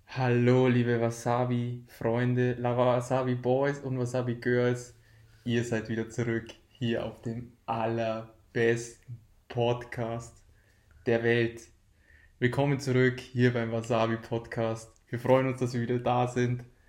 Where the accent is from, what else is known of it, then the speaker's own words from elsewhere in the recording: Deggendorf, Bavaria, Germany; wir kommen aus Deckendorf